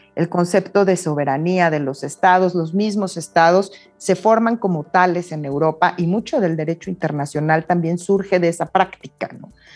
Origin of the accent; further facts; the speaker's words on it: Mexico; also born or lived in Oxford, United Kingdom; Mis padres son migrantes, eran españoles, yo nací en México